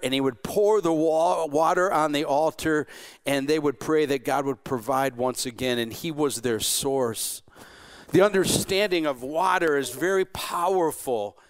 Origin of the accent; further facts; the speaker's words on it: Morenci, Michigan, United States; I grew up in Morenci, Michigan, another border town